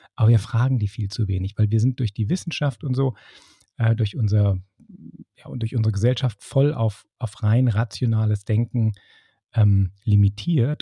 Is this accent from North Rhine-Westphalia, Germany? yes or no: yes; Bonn, North Rhine-Westphalia, Germany; in Bonn, das ist so mein, mein Home, wo ich herkomme